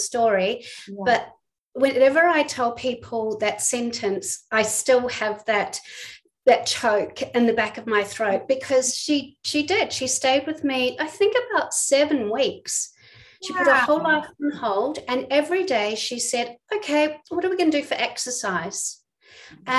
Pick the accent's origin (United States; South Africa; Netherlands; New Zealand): New Zealand; moved away as an adult; also born or lived in England; now in Melbourne, Australia; you can probably tell I'm not from Australia, I'm from New Zealand